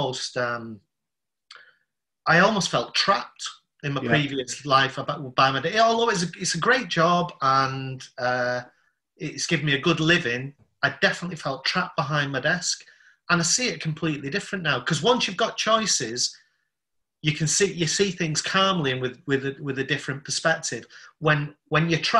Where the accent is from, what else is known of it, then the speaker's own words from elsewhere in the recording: Salford, North West England, United Kingdom; also born or lived in Southeast London; now in London, United Kingdom; I'm from Salford in Manchester